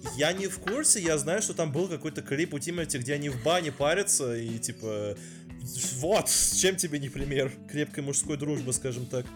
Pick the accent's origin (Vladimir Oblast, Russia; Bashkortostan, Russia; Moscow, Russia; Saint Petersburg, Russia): Moscow, Russia; moved away; я бывший москвич